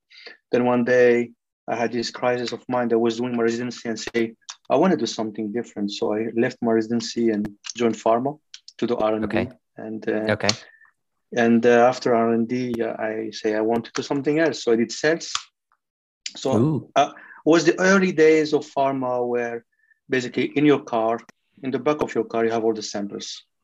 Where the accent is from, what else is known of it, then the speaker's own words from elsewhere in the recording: France; accent: French; English is a second language; That's my French accent now.